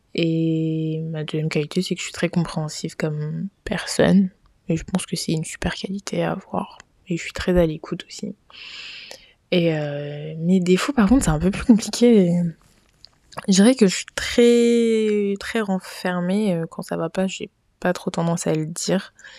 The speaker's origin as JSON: {"language": "French", "country": "Niger", "tie": "born or raised there", "moved": "as an adult", "lives_now": "Paris, France", "said": "je suis nigérienne. D'ailleurs, j'ai toujours vécu au Niger et je suis venue vivre en France après avoir eu mon bac"}